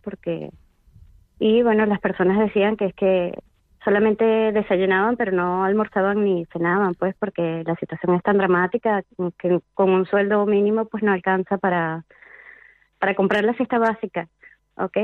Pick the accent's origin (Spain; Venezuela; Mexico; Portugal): Venezuela; Vargas; moved away; en mi pueblo natal, que es además el Estado Vargas